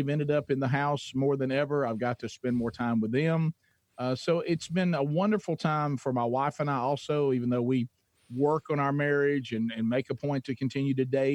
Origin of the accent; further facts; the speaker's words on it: Oxford, Alabama, United States; I'm a C student from Calhoun County, Alabama